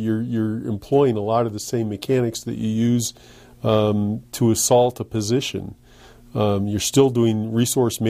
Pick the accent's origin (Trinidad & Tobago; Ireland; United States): United States; East Coast; moved away as an adult; now in Los Alamos, United States; I was from the East Coast.